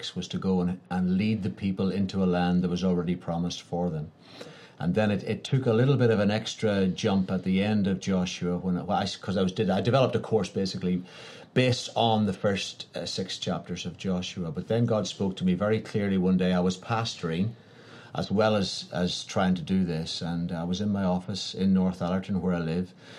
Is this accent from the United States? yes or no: no; Ireland; I was from Ireland